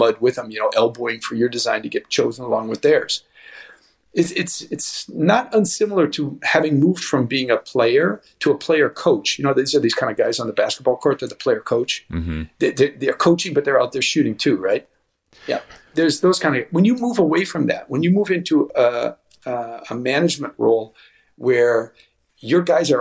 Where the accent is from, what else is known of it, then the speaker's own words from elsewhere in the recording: United States; moved away; as an American